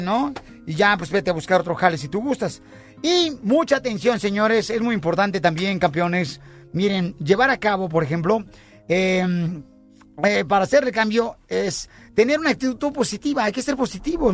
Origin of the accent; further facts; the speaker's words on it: Ocotlán, Jalisco, Mexico; yo soy de Ocotlán, Jalisco.